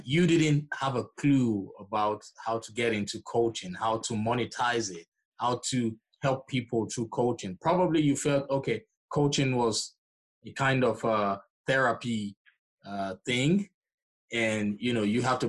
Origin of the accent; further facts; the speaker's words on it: Nigeria; moved away; I'm originally from Nigeria